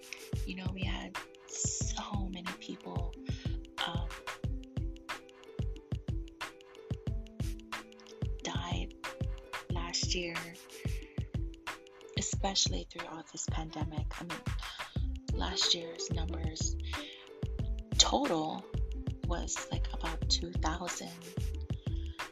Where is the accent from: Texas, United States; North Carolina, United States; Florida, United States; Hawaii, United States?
Hawaii, United States; I love living in Hawaii. I love being a Hawaiian